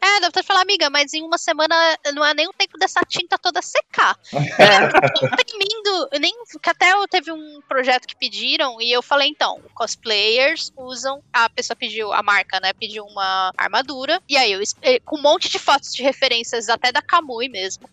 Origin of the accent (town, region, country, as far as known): Brazil